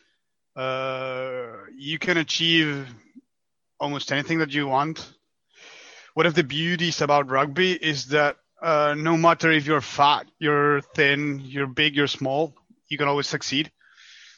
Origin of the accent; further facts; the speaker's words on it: Argentina; moved away as an adult; now in France; I'm from Argentina, so currently living in France for the last 5 years, but I'm from the other part of the world